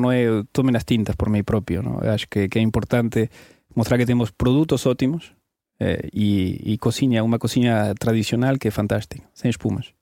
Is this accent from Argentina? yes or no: yes; Tigre, Buenos Aires Province, Argentina; Portuguese is a second language; now in Portugal; eu nasci na América do Sul, nasci em Buenos Aires, em Tigre